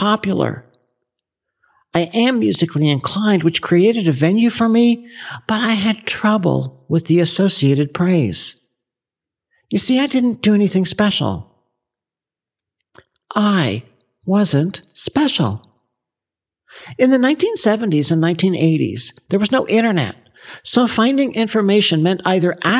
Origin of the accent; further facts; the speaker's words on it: Ottawa, Ontario, Canada; moved away as an adult; now in Texas, United States; I grew up in Canada, specifically Ottawa, the nation's capital. I went to school there, got married, and divorced there